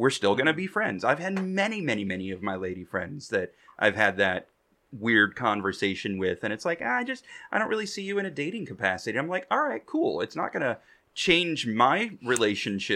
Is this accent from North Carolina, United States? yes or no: no; Indiana, United States; my Indiana roots